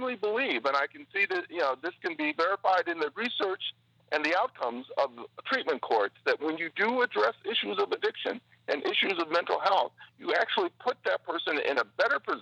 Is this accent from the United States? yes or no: yes; Milwaukee, Wisconsin, United States; Growing up in Milwaukee as an African-American